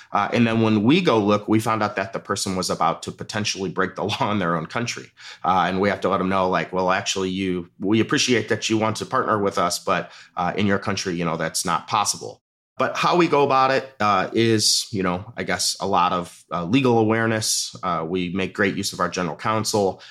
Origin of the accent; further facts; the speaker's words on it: Midwest, United States; moved away; where I grew up in the Midwest